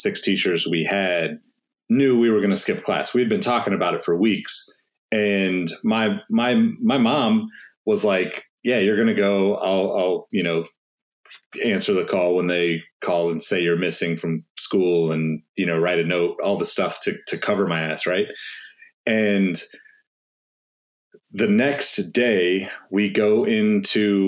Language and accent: English; Sacramento, California, United States; growing up in Sacramento